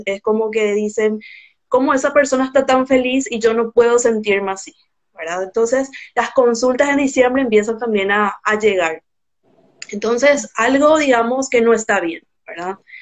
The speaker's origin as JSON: {"language": "Spanish", "country": "Paraguay", "said": "soy de Paraguay"}